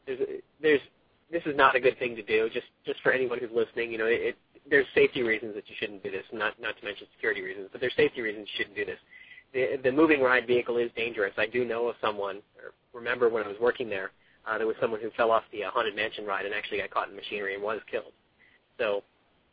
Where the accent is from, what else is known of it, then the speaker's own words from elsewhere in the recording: South Florida, United States; also born or lived in Orlando, Florida; I grew up in South Florida and I lived in Orlando for 5 years